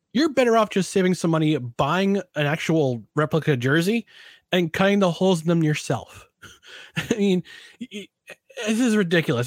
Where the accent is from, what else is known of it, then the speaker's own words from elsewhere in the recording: Albany, New York, United States; our hometown, my hometown, Albany